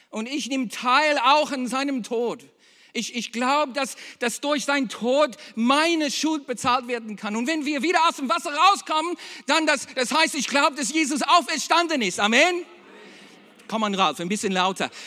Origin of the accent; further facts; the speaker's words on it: Berlin, Germany; Eigentlich aus Berlin